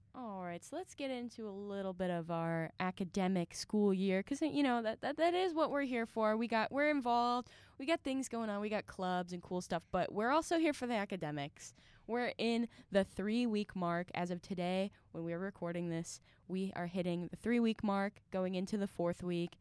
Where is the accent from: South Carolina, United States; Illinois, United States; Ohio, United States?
Ohio, United States; Mentor; I am from Mentor, Ohio